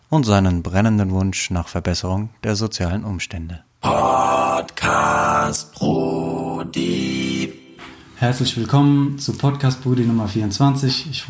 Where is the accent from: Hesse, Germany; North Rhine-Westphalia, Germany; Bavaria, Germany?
Hesse, Germany; Frankfurt; Meine Heimatstadt ist unter Synonymen wie Frankfurt, Bankfurt, Manhattan oder Hauptstadt des Verbrechens bekannt.